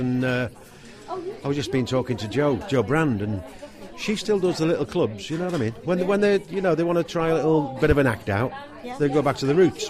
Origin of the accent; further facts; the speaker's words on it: Liverpool, North West England, United Kingdom; accent: Scouse; I'm a Scouser, so that's my voice as well.